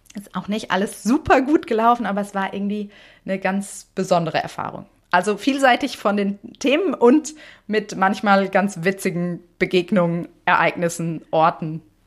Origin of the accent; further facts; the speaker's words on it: Germany; first language German; Deutsch ja zum Glück meine Muttersprache